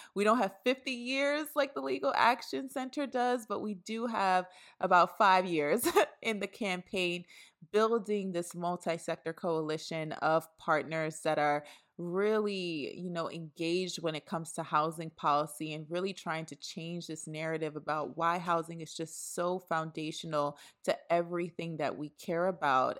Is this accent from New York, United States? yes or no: yes; New York City, New York, United States; I was raised in Brooklyn, New York